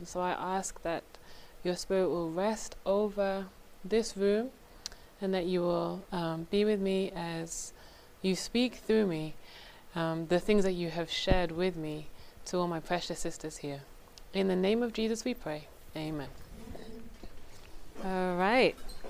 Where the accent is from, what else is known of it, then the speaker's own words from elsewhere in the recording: England, United Kingdom; now in United States; I'm originally from England. My accent is not that strong now because I've been in this country for a while.